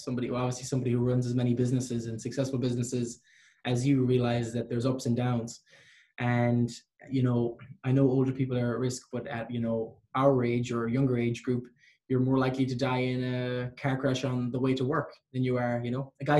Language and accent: English; Ireland; moved away as an adult; now in Vancouver, Canada; Because I'm Irish.